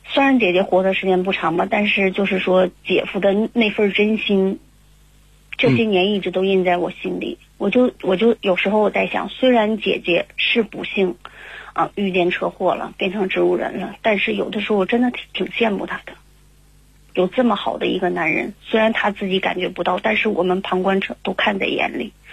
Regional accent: Harbin, Heilongjiang, China; 我是来自哈尔滨的

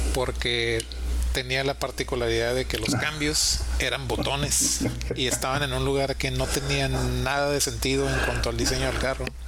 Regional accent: Mexico; como mexicanos tenemos

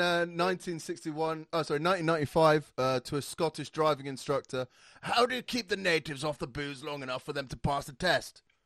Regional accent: Saudi Arabia; moved away; I grew up in Saudi Arabia

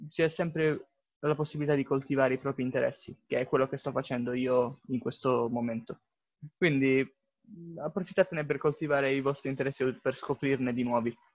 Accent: Bari, Apulia, Italy; Beh, sono di Bari

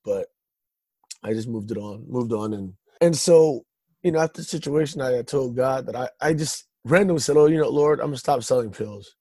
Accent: Stockton, California, United States; I uh, was born and raised in Stockton, California.

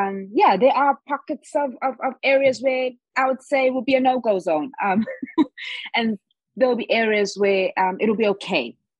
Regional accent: Durban, KwaZulu-Natal, South Africa; first language Zulu; English is a second language; moved away as an adult; growing up in Durban, I think that's the reason why I felt so comfortable being in Auckland in New Zealand, because it's by the beach. But Durban is very relaxed. It's not a city that's kind of busy like in Johannesburg

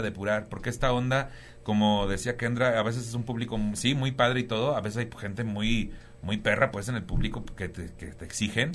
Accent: Tampico, Tamaulipas, Mexico; moved away as an adult; also born or lived in Cuernavaca / Cancún / Playa del Carmen; now in Mexico City, Mexico; Pues yo soy de Tampico, Tamaulipas, ¿no? Ya llevo, me salí hace muchos años de ahí

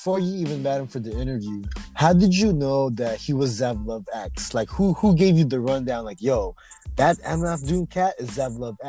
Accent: Oxnard, California, United States; I'm from Oxnard.

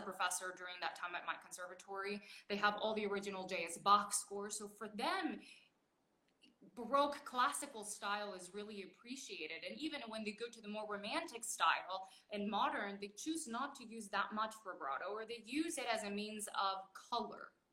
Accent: Baytown, Texas, United States; moved away as an adult; also born or lived in California / Mexico / Boston / Brussels; I grew up in Baytown, but I was in Houston all the time

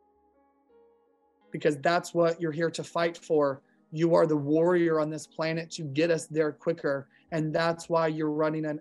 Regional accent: Modesto, California, United States; I'm from California

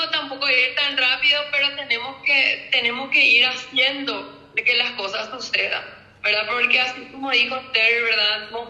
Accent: Paraguay; now in Spain; yo cuando vine de Paraguay, vine yo, quiero que esto de España?

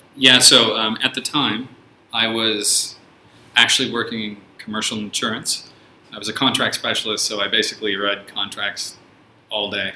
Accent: San Francisco, California, United States; also born or lived in Australia; now in China; I'm originally from San Francisco in the United States

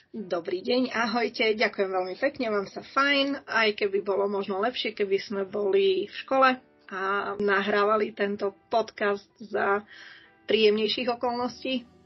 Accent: Košice, Košice Region, Slovakia; also born or lived in Moldava nad Bodvou; ja som vyrastala nielen v Košiciach v meste, ale aj na vidieku, ktorý je spojený s Moldavou a s okolím

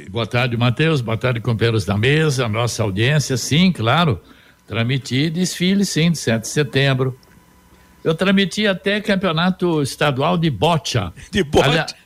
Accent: Arapongas, Paraná, Brazil; cresci é. em Arapongas

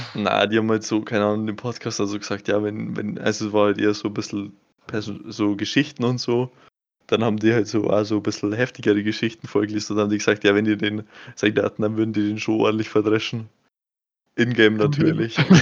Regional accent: Bavaria, Germany; ich bin Bayer und kein Deutscher

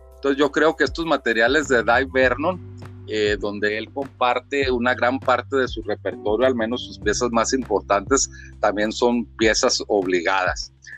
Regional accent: Chihuahua, Mexico; aquí en mi tierra, Chihuahua, aquí con la familia, en la casa

